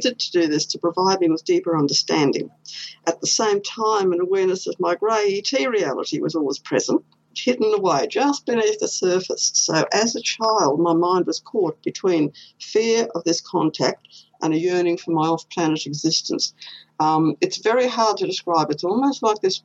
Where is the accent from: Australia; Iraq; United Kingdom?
Australia; Queensland; I was born here in Queensland